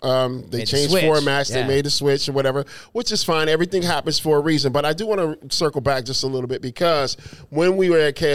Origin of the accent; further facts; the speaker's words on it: Phoenix, Arizona, United States; when I came from Phoenix, not knowing this city, not knowing who I, you know, what I was going to do or what was going to happen.